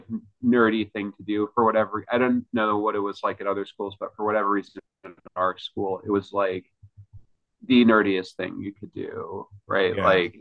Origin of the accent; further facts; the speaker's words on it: Ridgefield, Connecticut, United States; moved away; I grew up in Ridgefield, Connecticut.